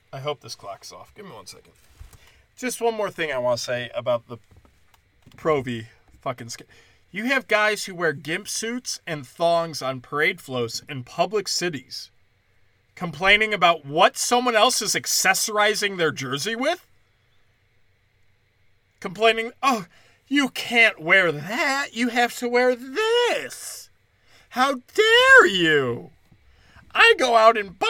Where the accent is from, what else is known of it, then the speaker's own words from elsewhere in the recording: Illinois, United States; moved away; also born or lived in Florida; I lived in Florida. But growing up in Illinois